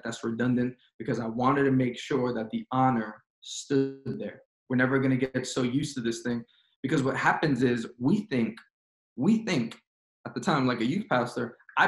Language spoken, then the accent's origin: English; New York City, New York, United States; moved away; I am born and raised in Queens, New York